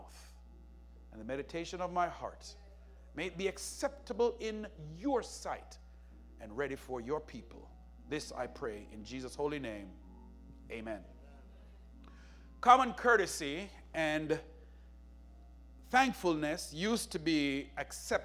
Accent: Jamaica; where I was growing up in Jamaica

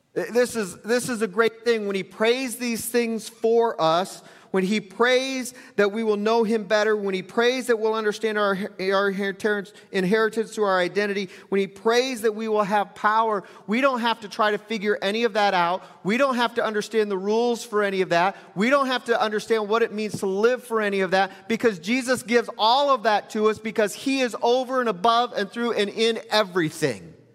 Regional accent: United States; American Christians

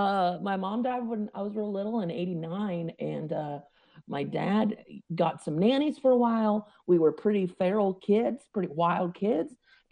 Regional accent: Scottsburg, Oregon, United States; Way out away. Highway whatever 32, in Douglas County, in a little town called Scottsburg. Went to Elkton Elementary, and there'll be about two people that know where that is.

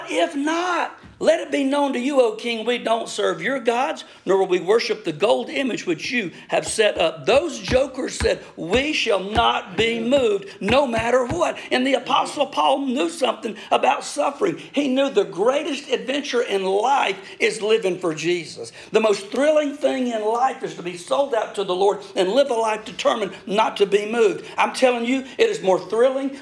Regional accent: United States; moved away; in my hometown. Jimmy Black is a bivocational pastor, and I preach for him in his church there in Wilcox County

